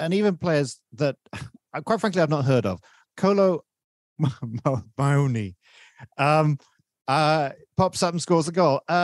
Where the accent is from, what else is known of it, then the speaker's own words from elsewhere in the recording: Malaysia; as a Malaysian